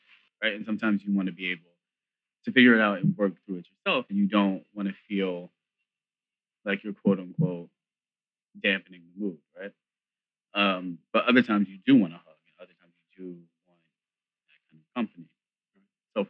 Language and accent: English; New York, United States; I'm from New York.